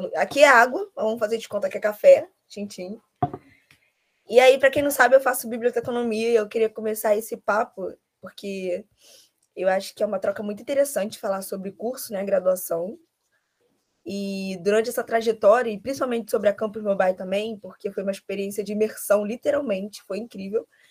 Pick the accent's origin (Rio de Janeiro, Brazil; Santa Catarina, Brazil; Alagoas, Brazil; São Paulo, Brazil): Rio de Janeiro, Brazil; eu sou carioca